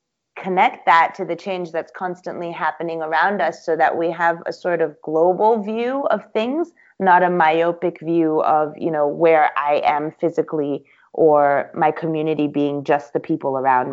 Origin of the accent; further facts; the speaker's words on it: Singapore; My parents, my mom's Taiwanese, my dad's Ethiopian, but then I grew up in Singapore.